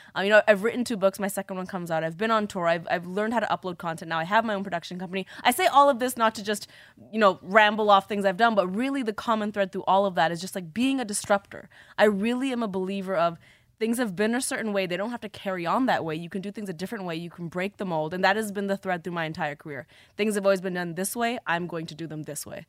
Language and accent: English; Toronto, Ontario, Canada; Growing up in Toronto, in high school